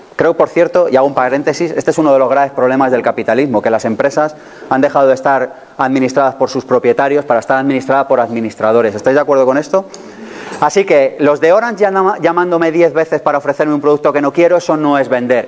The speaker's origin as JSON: {"language": "Spanish", "country": "Spain", "said": "somos españoles"}